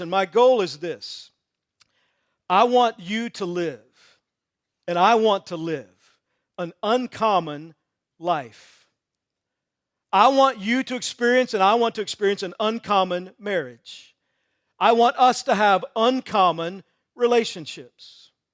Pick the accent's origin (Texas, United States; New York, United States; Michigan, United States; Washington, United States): Texas, United States; I grew up in Texas